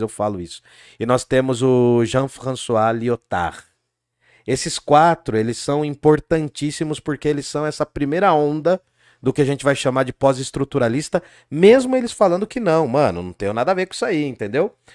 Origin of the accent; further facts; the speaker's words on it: Brazil; a gente é brasileiro